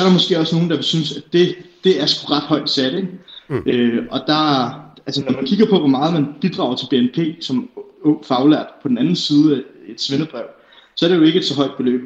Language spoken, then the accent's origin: Danish; Herlev, Capital Region of Denmark, Denmark; Jeg er 23 år gammel, så kommer jeg fra Herlev